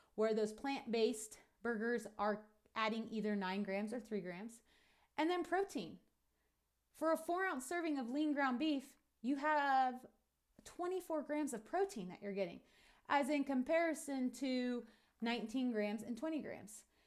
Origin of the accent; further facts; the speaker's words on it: United States; what we're doing as American ranchers and farmers